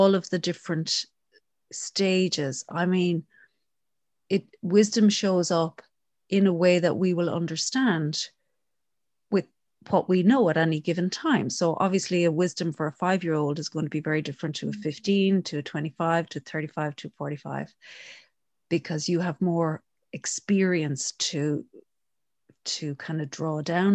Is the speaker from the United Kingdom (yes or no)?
no; Connemara, Connacht, Ireland; I'm from Connemara